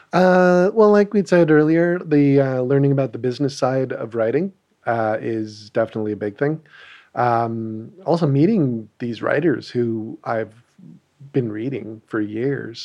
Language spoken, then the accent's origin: English; Ottawa, Ontario, Canada; we're both from Ottawa